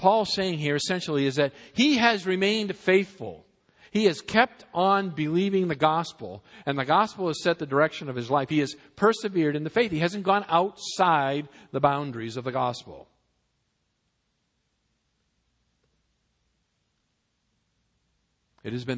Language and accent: English; Massachusetts, United States; now in Southern California, United States; I was born and brought up in Massachusetts